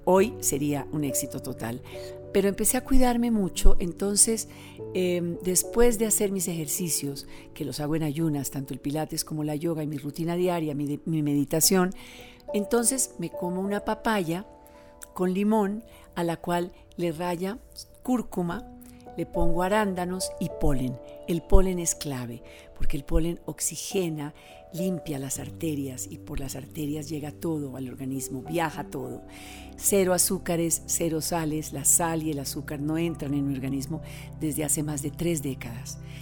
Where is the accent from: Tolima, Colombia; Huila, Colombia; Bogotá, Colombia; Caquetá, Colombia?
Tolima, Colombia; Vengo del Tolima, mi madre era del Tolima, mi padre de Bogotá